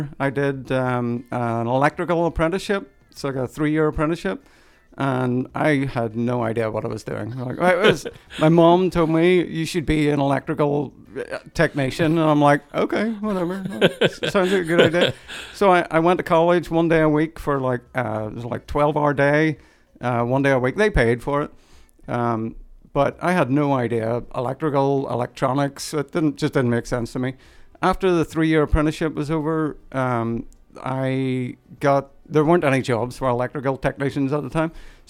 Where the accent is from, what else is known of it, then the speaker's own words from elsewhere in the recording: Northern Ireland, United Kingdom; We owned a house in Ireland, and growing up in Northern Ireland, because we lived through the Troubles.